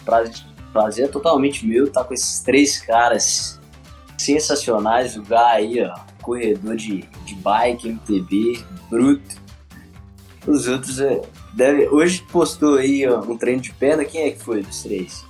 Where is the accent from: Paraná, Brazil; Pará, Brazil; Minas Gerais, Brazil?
Minas Gerais, Brazil; Teófilo Otoni; also born or lived in Governador Valadares; Eu sou de Flotão, de Minas Gerais, interiorzão